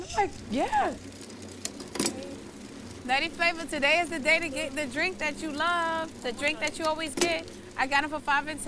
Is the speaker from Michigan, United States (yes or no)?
no; New York, United States; I grew up in Bushwick, too, not just Crown Heights and Bed-Stuy